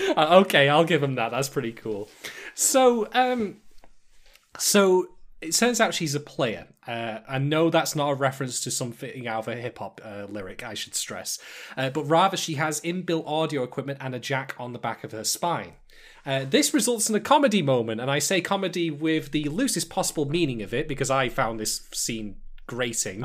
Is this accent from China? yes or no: no; United Kingdom; I'm a Brit